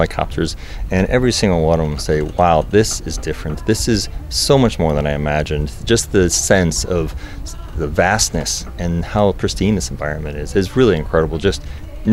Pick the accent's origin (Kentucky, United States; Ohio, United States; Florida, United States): Florida, United States; Tampa; I'm in Tampa, Florida, United States.